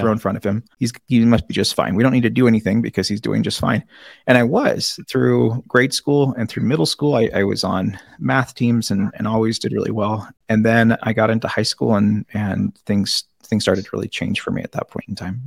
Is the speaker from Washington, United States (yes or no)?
yes; Seattle, Washington, United States; I grew up in in South Seattle.